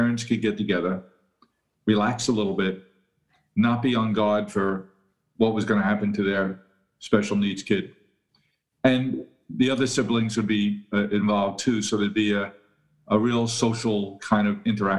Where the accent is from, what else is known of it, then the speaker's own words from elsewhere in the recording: New York City, New York, United States; I was born and raised in Queens, New York